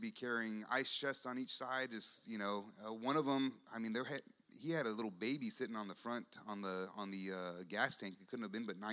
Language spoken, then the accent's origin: English; United States; also born or lived in San Antonio, Texas; I'm an American